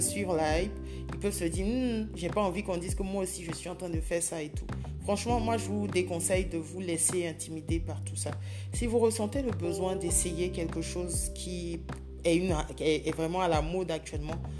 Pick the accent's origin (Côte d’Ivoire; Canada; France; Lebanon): Côte d’Ivoire; je vis en Côte d'Ivoire, je suis ivoirienne